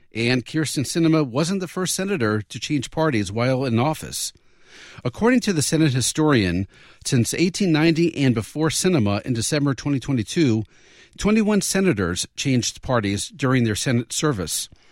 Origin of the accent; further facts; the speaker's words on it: the South, United States; a party that I grew up with in the South